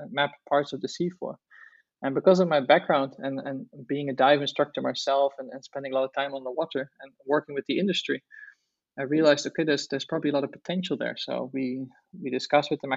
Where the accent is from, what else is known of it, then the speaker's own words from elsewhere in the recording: Netherlands; I grew up in Holland